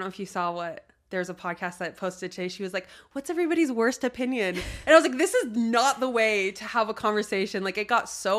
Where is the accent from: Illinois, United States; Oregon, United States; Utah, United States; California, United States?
Utah, United States; also born or lived in Wyoming; I was in Utah, and okay, we lived in Wyoming before that. We always just moved around a lot. So gotcha, there was nowhere gotcha. I really grew up, but I did all of my like 12 to 18 here